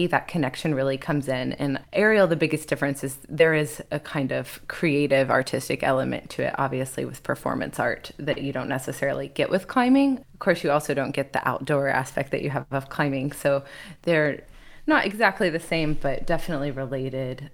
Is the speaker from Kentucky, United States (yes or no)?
yes; Kentucky, United States; also born or lived in Louisville, Kentucky / Shelbyville, Kentucky / Burlington, Kentucky / Lexington, Kentucky; I am from Kentucky originally. I have kind of lived all over, a little bit in Louisville, Shelbyville, Burlington, which is in northern Kentucky, and then I moved to Lexington for college